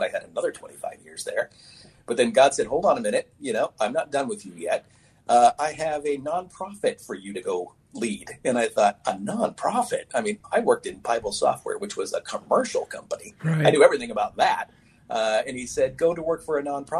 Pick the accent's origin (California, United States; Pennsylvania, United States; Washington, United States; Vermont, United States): Washington, United States; Oak Harbor; I grew up on Whidbey Island in the city of Oak Harbor.